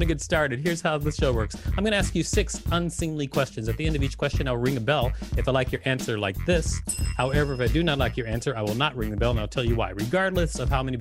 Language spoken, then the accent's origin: English; Minneapolis, Minnesota, United States; I'm also from Minneapolis